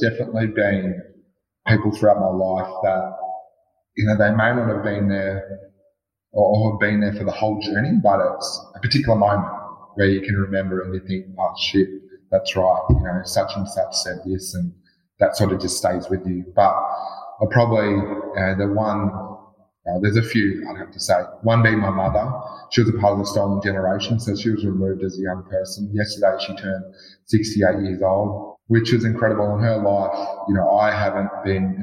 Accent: Warrnambool, Victoria, Australia; also born or lived in Western Australia; now in Geelong, Australia; I grew up down in Southwest Victoria in a place called Warrnambool on Gunditjmara country.

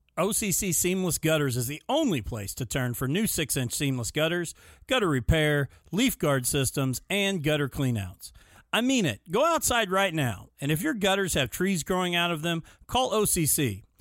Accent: Mitchell, Indiana, United States; I was from Mitchell, Indiana

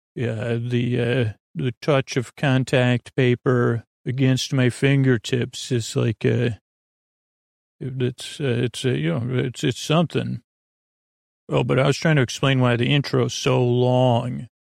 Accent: Long Island, New York, United States; accent: Long Island; my Long Island accent

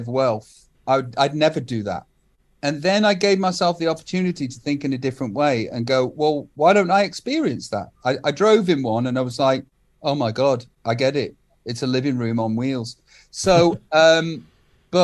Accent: Stoke-on-Trent, West Midlands, United Kingdom; moved away; I'm still from Stoke

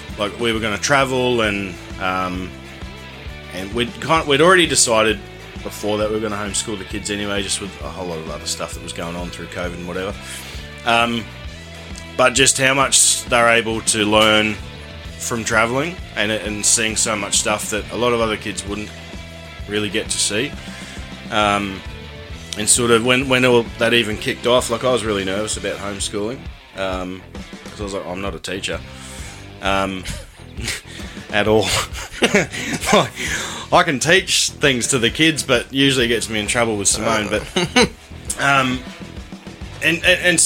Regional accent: Ipswich, Queensland, Australia; we're from Ipswich, and that's quite dry out there

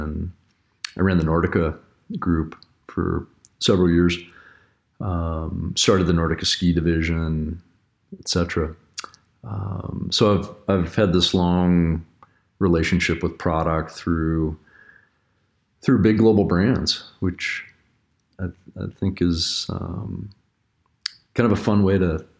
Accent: Littleton, Colorado, United States; Yeah, I'm a Colorado kid. I grew up in Littleton, Colorado, and I grew up racing bikes and ski racing.

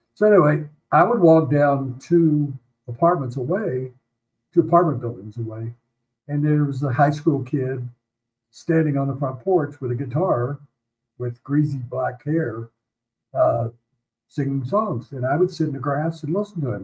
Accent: Memphis, Tennessee, United States; moved away as an adult; now in Denver, United States; I grew up in Memphis.

